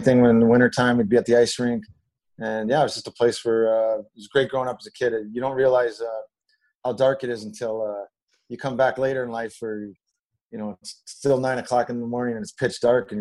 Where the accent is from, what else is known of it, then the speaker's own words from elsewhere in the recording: Alaska, United States; Why did you grow up there? Well, because I couldn't just leave home.